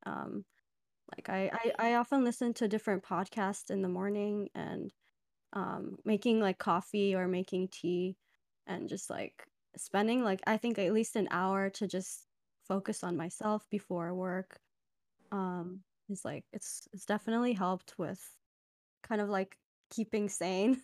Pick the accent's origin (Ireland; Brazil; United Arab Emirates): United Arab Emirates; Dubai; moved away; I'm originally from Dubai